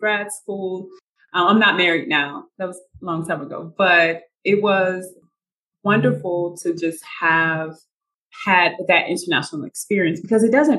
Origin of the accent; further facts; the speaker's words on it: St. Louis, Missouri, United States; moved away as an adult; also born or lived in Germany; now in Medellin, Colombia; I'm from St. Louis, Missouri, grew up in the inner city.